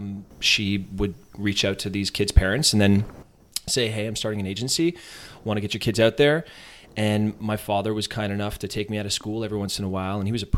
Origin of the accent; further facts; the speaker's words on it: Canada; I know I'm Canadian.